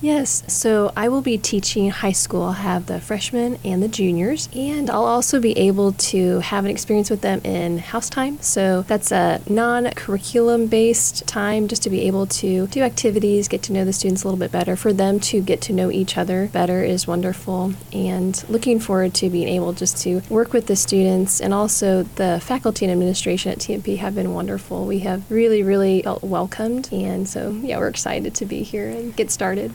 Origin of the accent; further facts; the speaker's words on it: Wichita, Kansas, United States; I am originally from Wichita